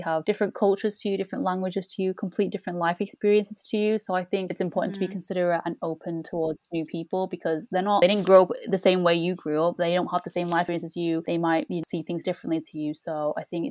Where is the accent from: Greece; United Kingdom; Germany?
United Kingdom; We are both British born Chinese